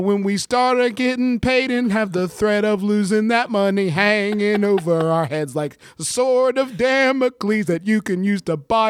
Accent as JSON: {"language": "English", "region": "West Virginia", "country": "United States", "tie": "born or raised there", "said": "Only so much of that blame that I'm willing to take. We grew up in West Virginia."}